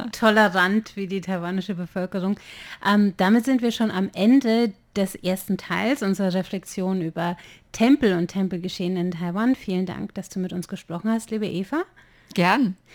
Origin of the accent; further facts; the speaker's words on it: Bavaria, Germany; jetzt wir kommen ja beide aus Bayern, da ist es dann eher katholisch